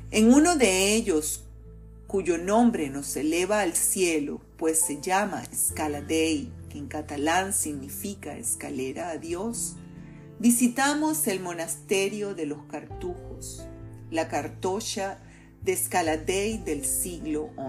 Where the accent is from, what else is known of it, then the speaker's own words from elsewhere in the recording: Venezuela; Tenemos solo dos hijos, cada uno en un continente diferente, como tantos venezolanos.